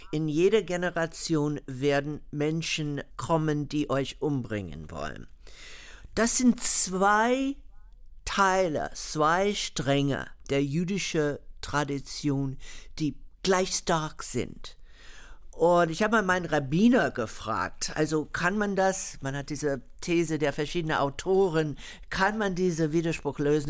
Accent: United States; moved away; Ich bin in der Bürgerrechtsbewegung groß geworden und danach haben die meisten Juden gehandelt, damals in den USA.

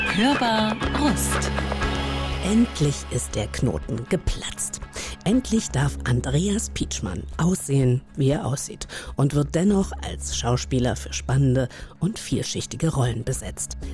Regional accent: Hanover, Lower Saxony, Germany; als Niedersächsin, so weißt du, als Hannoveranerin.

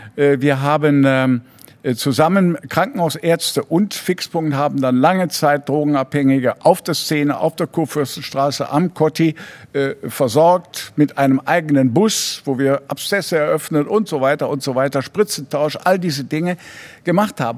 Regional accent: Ratingen, North Rhine-Westphalia, Germany; also born or lived in Cologne / Düsseldorf / Hamburg; Ratingen geboren

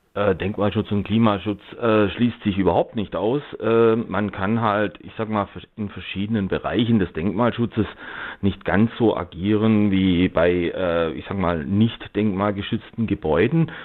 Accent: Black Forest, Baden-Württemberg, Germany; ich komme jetzt zum Beispiel aus dem Schwarzwald

